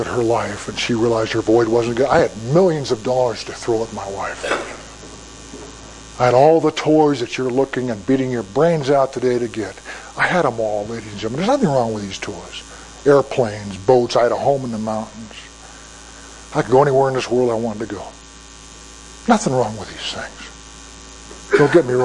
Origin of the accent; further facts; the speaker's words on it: United States; I'm an American.